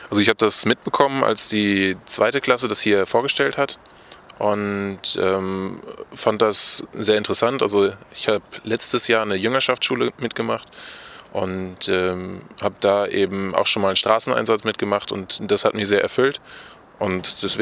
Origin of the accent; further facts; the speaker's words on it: Diepenau, Lower Saxony, Germany; Okay, also … ich komme aus Diepenau, das liegt äh, in Niedersachsen, in der Nähe von Espelkamp, also direkt an der Grenze.